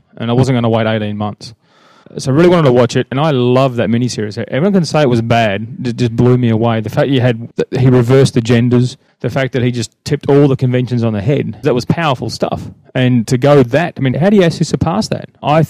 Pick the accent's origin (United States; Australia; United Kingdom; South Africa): Australia; being from Australia at the time, we had to try really hard to get this.